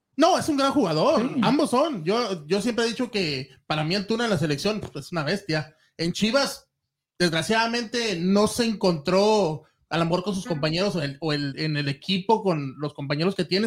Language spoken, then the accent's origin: Spanish; Mexico; nosotros también como mexicanos